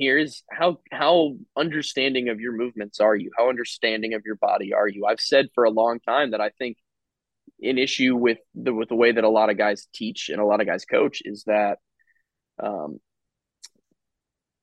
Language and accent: English; Jupiter, Florida, United States; I grew up in Jupiter, Florida